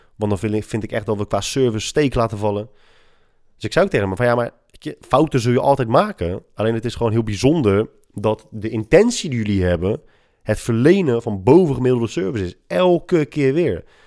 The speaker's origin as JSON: {"language": "Dutch", "country": "Netherlands", "said": "wij als Hollanders"}